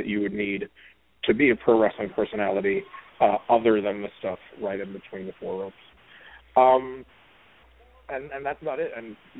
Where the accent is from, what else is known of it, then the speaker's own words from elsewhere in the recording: Brooklyn, New York, United States; I mean, I grew up in Brooklyn, and the first live event that I ever went to for pro wrestling was January 86 at the Garden